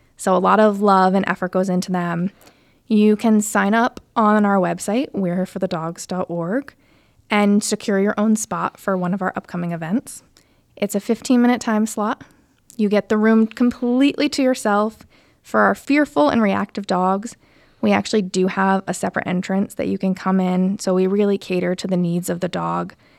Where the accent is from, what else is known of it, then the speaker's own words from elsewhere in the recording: Connecticut, United States; moved away as an adult; also born or lived in Providence; now in Warwick, United States; I'm originally from Connecticut